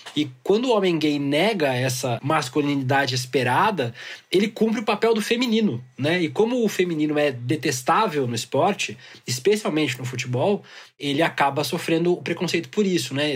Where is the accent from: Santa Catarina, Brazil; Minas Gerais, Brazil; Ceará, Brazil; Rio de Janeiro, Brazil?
Santa Catarina, Brazil; lá em Santa Catarina, que foi onde eu cresci